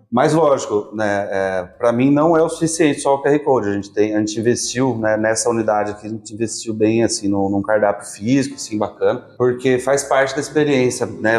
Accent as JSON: {"language": "Portuguese", "town": "Piracicaba", "region": "São Paulo", "country": "Brazil", "tie": "born or raised there", "said": "Eu sou de Piracicaba, sim, nascido"}